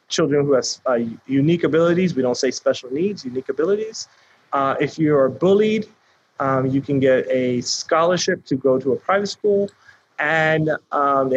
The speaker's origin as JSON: {"language": "English", "town": "Lauderdale Lakes", "region": "Florida", "country": "United States", "tie": "born or raised there", "said": "I grew up in Lauderdale Lakes, the poorest zip code in Broward County"}